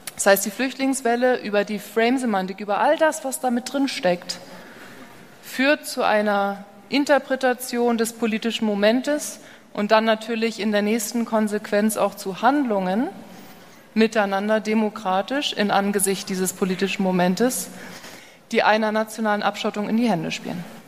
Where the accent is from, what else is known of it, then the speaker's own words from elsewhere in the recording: Hamburg, Germany; moved away as an adult; now in California, United States; Ich bin ja gebürtige Hamburgerin, lebe aber seit zehn Jahren drüben in Kalifornien